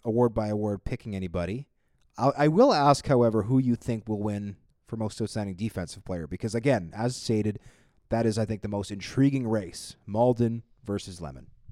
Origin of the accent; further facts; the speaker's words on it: Winnipeg, Manitoba, Canada; I grew up in Winnipeg